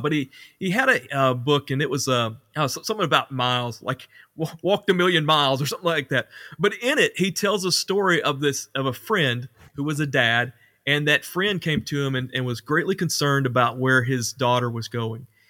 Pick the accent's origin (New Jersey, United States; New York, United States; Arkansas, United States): Arkansas, United States; Ashley; also born or lived in Conway, Arkansas / Mount Vernon, Arkansas; went back to Ashley on my hometown